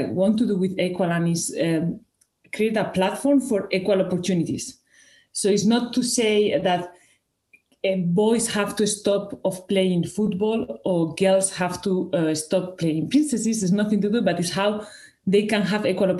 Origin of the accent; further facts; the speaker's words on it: Spain; first language Spanish; English is a second language; moved away as an adult; now in Switzerland; I'm originally from Spain with Italian and Greek roots. I've been working and living in Switzerland since 2012